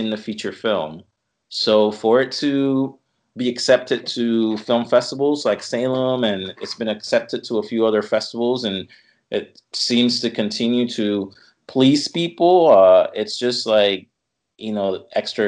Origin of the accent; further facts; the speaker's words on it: Caguas, Puerto Rico; now in Philadelphia, United States; Born and raised in Caguas, Puerto Rico